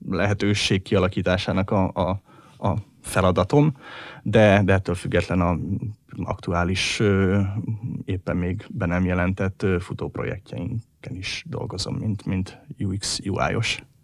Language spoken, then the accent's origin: Hungarian; Hungary; hogyha már magyarok vagyunk